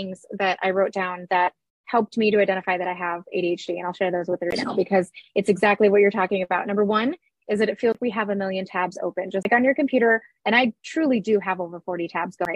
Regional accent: Minnesota, United States; I'm also from Minnesota, which is a northern state

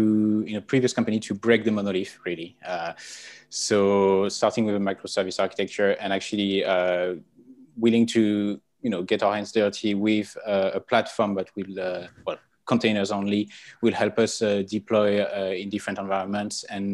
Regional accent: French Alps, France; accent: French; English is a second language; now in United Kingdom; You can recognize the accent. I'm French. I come from a very nice place in the French Alps.

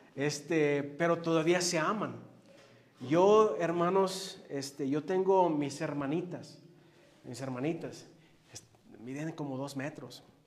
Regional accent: Los Angeles, California, United States; Yo crecí en Los Ángeles, allá en lo mero bueno

